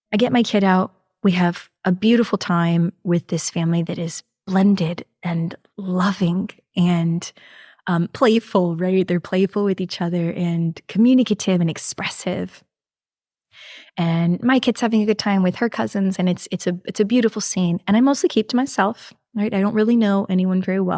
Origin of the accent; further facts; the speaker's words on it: New York, United States; now in Houston, United States; I am from New York originally. Yes, I was born up there